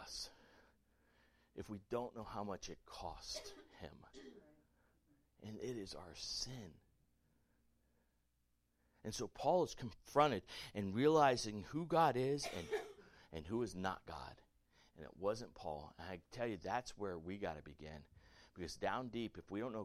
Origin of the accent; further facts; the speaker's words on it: the American South, United States; I'm a good old Southern boy. I'm born in America. I'm American. Born in the South.